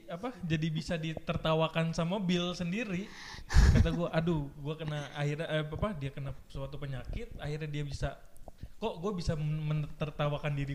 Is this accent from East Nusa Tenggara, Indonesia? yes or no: no; West Java, Indonesia; Gimana kalau Teteh Nena, gue manggilnya Teteh Nena ya, soalnya gue kan orang Sunda